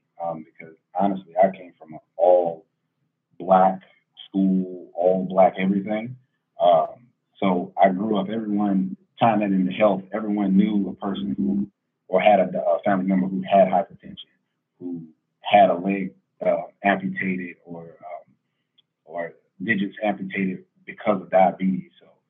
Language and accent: English; Estill, South Carolina, United States; moved away; Hello, everyone. … I'm originally from the Lowcountry, a little small town called Estill, South Carolina. Kind of like by Buford and Savannah.